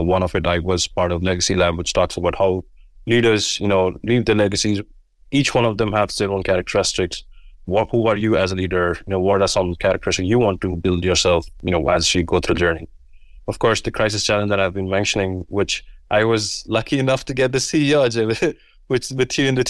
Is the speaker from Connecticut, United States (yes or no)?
no; Florida, United States; My personal story behind it is I come from South Florida.